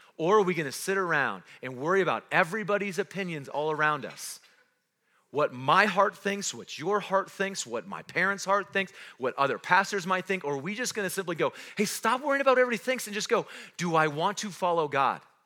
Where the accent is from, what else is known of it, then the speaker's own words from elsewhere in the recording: Roswell, New Mexico, United States; also born or lived in North Carolina; now in Cody, United States; I wasn't born in Cody, I wasn't raised in Cody, I was born in Roswell, New Mexico.